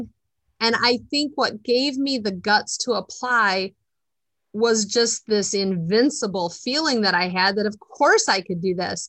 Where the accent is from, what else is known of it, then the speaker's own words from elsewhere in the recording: Dubuque County, Iowa, United States; now in Delaware County, Iowa, United States; I was born and raised in Dubuque County